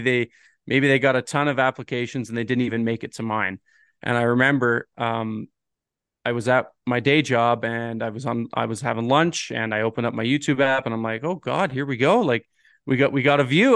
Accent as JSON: {"language": "English", "region": "Ontario", "country": "Canada", "moved": "yes", "said": "I'm originally from Ontario"}